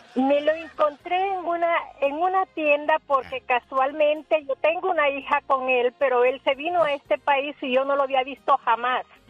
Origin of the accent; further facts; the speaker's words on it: El Salvador; now in Las Vegas, United States; nosotros somos del Salvador